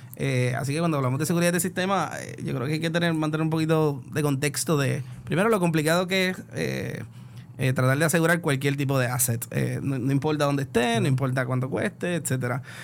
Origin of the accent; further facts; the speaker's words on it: Puerto Rico; como buen puertorriqueño